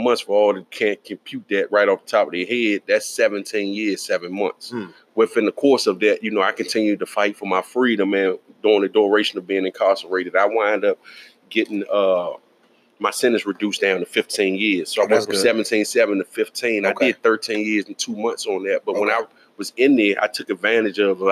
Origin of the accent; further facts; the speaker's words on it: Washington, District of Columbia, United States; I was born and raised in Northwest, right? And I was there pretty much my whole life.